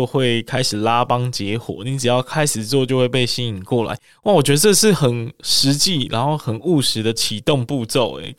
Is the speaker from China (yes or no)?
no; Meinong, Kaohsiung, Taiwan; 就是我的老家是美浓，美浓是一个蛮可爱的村落，是一个客家的村落。